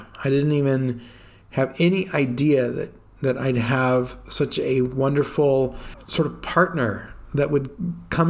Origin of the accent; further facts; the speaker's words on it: United States; moved away as an adult; now in Italy; it's my home country